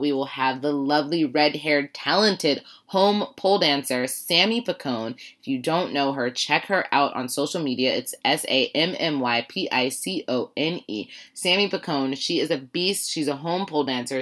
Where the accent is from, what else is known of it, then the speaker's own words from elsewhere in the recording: Warren, Ohio, United States; I'm from Warren, Ohio.